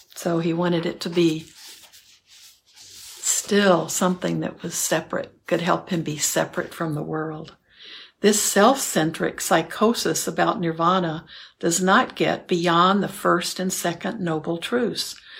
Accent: New York City, New York, United States; moved away as an adult; also born or lived in India; I was born and raised in New York City, Manhattan

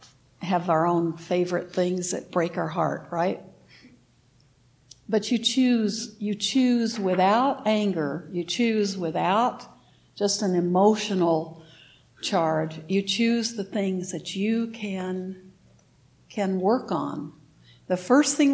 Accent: United States; I'm an American

